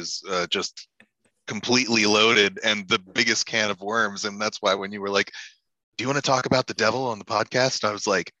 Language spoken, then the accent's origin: English; Virginia, United States; I also grew up Baptist, but in Virginia